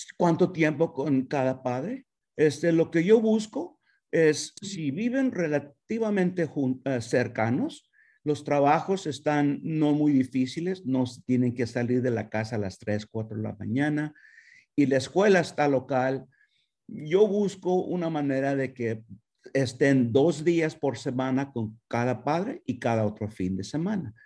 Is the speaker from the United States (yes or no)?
yes; United States; also born or lived in Mexico; mis experiencias como mexicoamericano, con padres latinos que no hablaban inglés